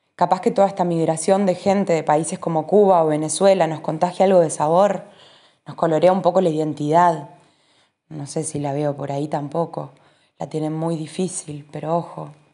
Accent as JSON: {"language": "Spanish", "country": "Uruguay"}